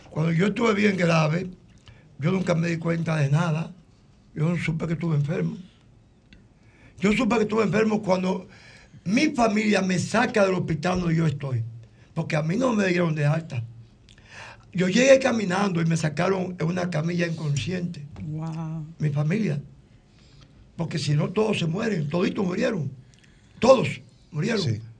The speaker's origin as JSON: {"language": "Spanish", "country": "Dominican Republic", "said": "como cualquier dominicano que ama este país"}